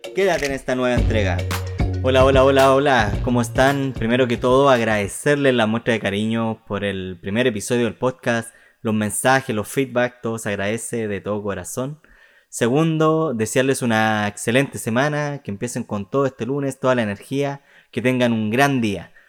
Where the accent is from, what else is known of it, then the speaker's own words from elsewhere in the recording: Chile; yo soy más chileno que, que los porotos